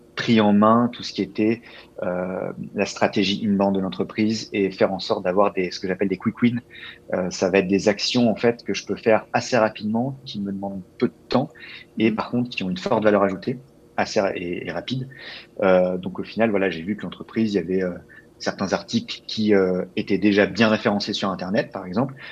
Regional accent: Labbeville, Île-de-France, France; moved away as an adult; also born or lived in Paris, France; now in Montreal, Canada; alors, je viens d'un petit village qui s'appelle Labeville. donc, en fait, il y a 600 vaches et autant d'habitants

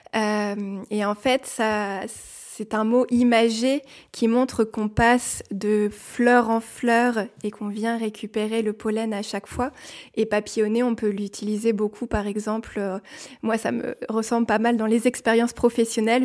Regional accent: Paris region, Île-de-France, France; now in Nantes, France; Je viens de la région parisienne et actuellement je vis à Nantes.

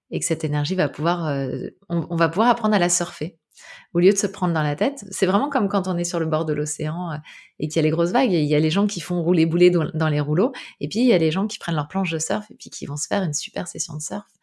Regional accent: Brittany, France; je suis bretonne, donc euh, ça me rappelle l'océan.

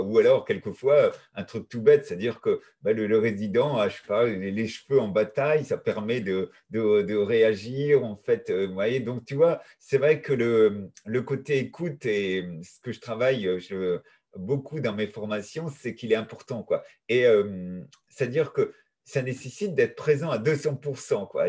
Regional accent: Brittany, France; je suis breton

